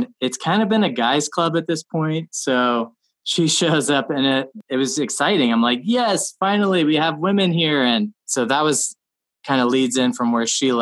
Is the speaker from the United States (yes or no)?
yes; Alaska, United States; I'm from Alaska. So when I was in the first grade, I started commercial fishing with my dad.